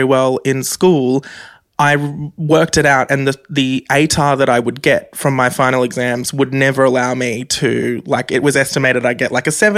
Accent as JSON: {"language": "English", "area": "Central Coast", "region": "New South Wales", "country": "Australia", "tie": "born or raised there", "said": "growing up on the Central Coast was very hard, very difficult, being as fabulous as I am and going to a public school on the Central Coast"}